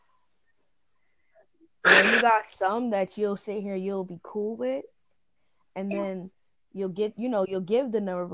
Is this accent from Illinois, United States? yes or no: no; Long Island, New York, United States; I'm from Long Island